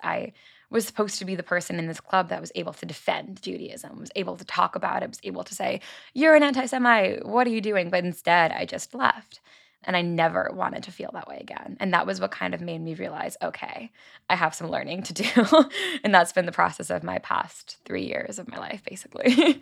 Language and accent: English; Long Island, New York, United States; I grew up on Long Island, New York